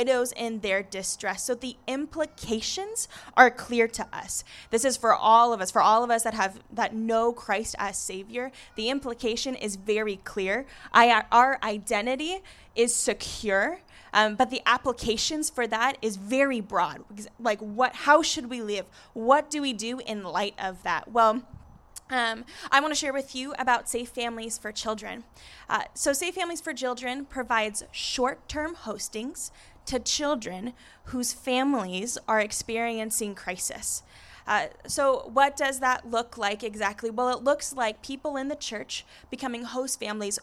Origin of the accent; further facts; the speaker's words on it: Encinitas, California, United States; now in Escondido, United States; I grew up in Encinitas, so coming to the coast feels like home